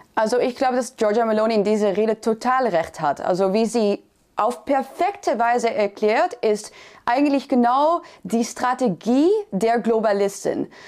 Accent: Netherlands; ich bin Christin, ich bin Niederländerin

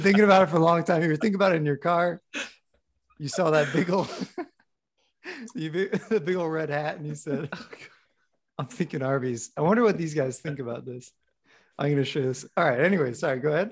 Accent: Midwest, United States; moved away; I was recently back in the Midwest

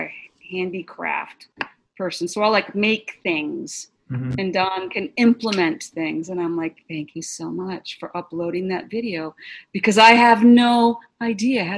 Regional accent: Boston, Massachusetts, United States; moved away; I was from Boston

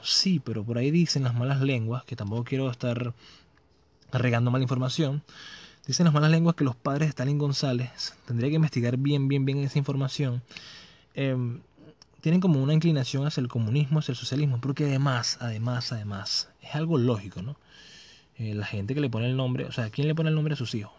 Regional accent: Venezuela; soy venezolano

